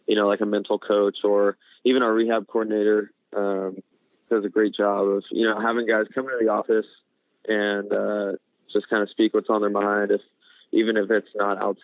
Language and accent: English; Atwater, California, United States; now in Arizona, United States; Stockton is actually about an hour away from where I grew up, which was Atwater.